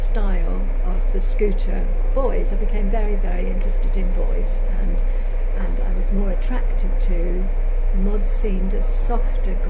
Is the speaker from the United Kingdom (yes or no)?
yes; Isle of Wight, South East England, United Kingdom; moved away; also born or lived in Brighton; after leaving the constraints of the Isle of Wight, very narrow, very limited, to go to Brighton